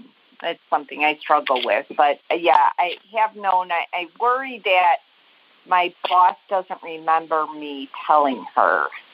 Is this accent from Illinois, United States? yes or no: yes; Chicago, Illinois, United States; I am good. I'm from Chicago, Illinois.